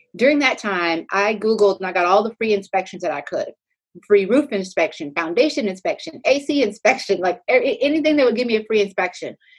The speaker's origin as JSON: {"language": "English", "town": "Pflugerville", "region": "Texas", "country": "United States", "also_born_or_lived": "Clarendon, Texas", "said": "I'm originally from Pflugerville, Texas"}